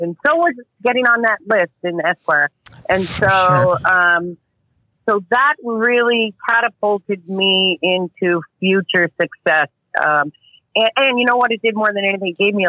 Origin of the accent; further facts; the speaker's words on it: New Jersey, United States; moved away as an adult; now in Florida, United States; I grew up in New Jersey, and I could only fish there pretty much in the summer through the fall.